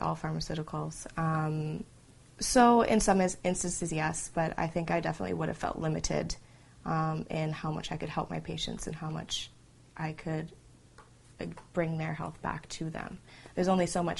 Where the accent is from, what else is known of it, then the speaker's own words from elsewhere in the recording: Canada; I'm from Canada